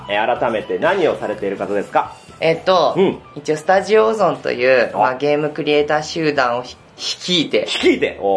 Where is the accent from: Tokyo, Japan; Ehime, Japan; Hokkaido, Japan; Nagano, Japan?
Nagano, Japan; Ueda; 生まれは、えっと、長野です。長野県。長野なのはい、長野県生まれです。